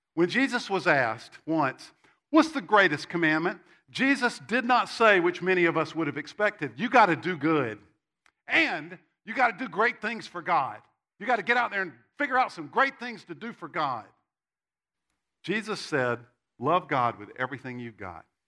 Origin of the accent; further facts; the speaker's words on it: Spartanburg, South Carolina, United States; I grew up in Spartanburg, South Carolina, which is about this big.